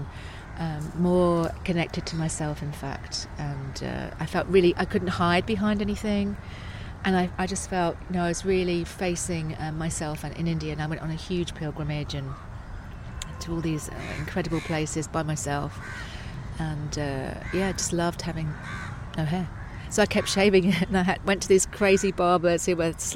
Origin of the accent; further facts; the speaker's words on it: Essex, East of England, United Kingdom; moved away; I'm from Essex, you know. I'm totally an Essex girl